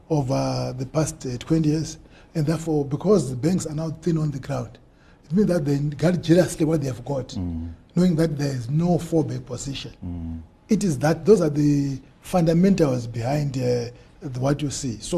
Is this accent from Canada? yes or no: no; Mutambara, Chimanimani, Manicaland, Zimbabwe; moved away; also born or lived in Bulawayo; born and bred in Mtambara